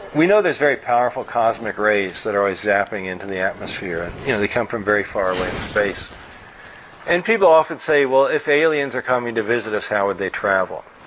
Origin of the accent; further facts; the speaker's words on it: Louisville, Kentucky, United States; I grew up in Louisville, Kentucky